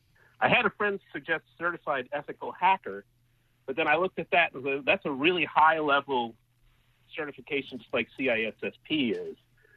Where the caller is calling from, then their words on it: Northern Virginia, United States; I'm calling from Northern Virginia.